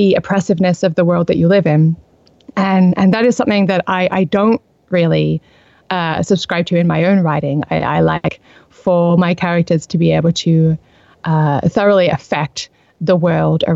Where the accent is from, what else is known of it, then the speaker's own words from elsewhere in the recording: Australia; accent: Australian; I'm Australian. I have lived here all my life.